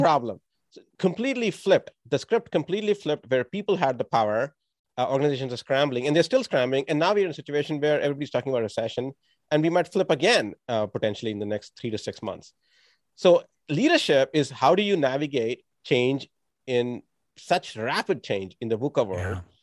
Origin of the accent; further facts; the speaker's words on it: India; moved away; I grew up in India